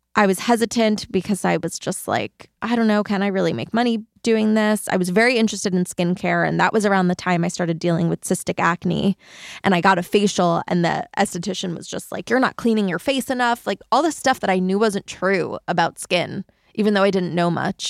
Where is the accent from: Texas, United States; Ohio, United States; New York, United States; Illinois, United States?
New York, United States; between Queens and Long Island; I grew up in New York between Queens and Long Island